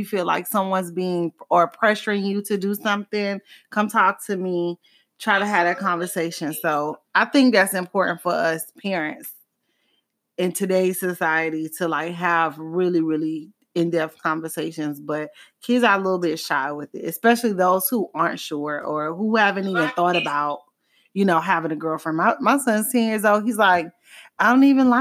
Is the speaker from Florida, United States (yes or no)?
yes; Miami, Florida, United States; growing up in Miami